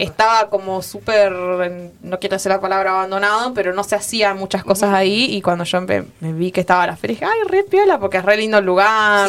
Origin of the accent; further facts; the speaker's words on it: Plottier, Neuquén, Argentina; yo soy de Plotier